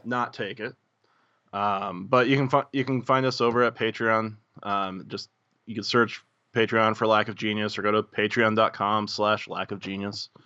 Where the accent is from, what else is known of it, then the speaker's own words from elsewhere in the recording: Muncie, Indiana, United States; Muncie's not a big town.